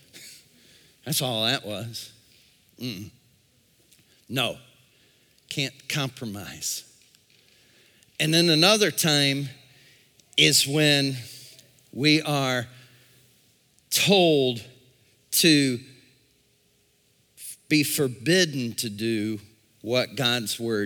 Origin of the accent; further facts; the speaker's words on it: United States; I was born in America